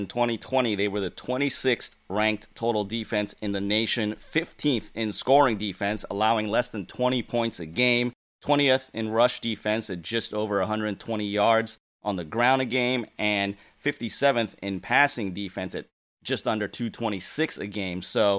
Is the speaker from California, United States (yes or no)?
yes; Santa Cruz, California, United States; And I grew up in the Santa Cruz area.